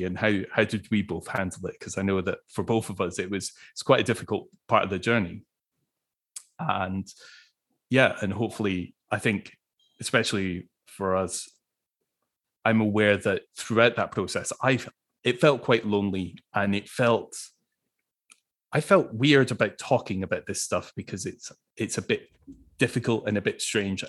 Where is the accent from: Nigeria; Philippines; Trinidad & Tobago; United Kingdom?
United Kingdom; Scotland; as a Scot